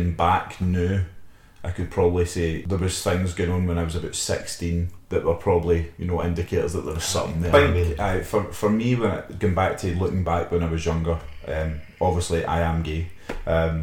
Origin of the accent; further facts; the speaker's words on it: Glasgow, Scotland, United Kingdom; I grew up in Easterhouse